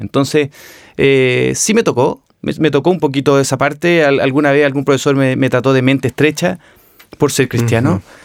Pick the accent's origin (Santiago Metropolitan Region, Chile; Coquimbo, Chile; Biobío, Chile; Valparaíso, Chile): Valparaíso, Chile; Viña del Mar; nací y me crié en Viña del Mar